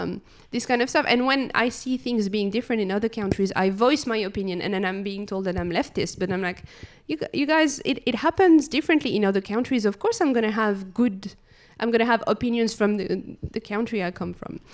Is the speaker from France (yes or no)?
yes; France; moved away; so I was born in France. Um, I grew up in the country, not really, like, in big cities